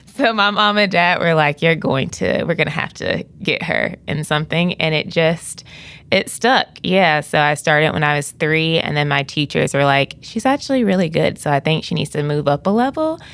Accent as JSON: {"language": "English", "town": "Greenville", "region": "South Carolina", "country": "United States", "tie": "born or raised there", "said": "I'm from Greenville, South Carolina, and I was born and I was raised there"}